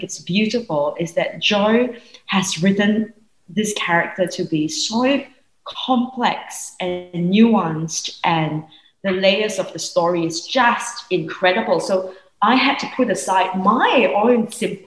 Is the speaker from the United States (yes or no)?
no; Singapore; I grew up in Singapore.